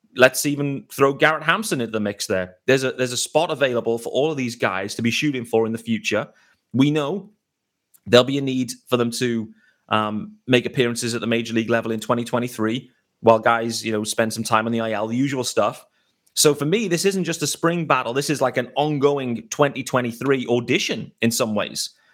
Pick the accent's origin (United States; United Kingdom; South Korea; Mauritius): United Kingdom; as a British baseball fan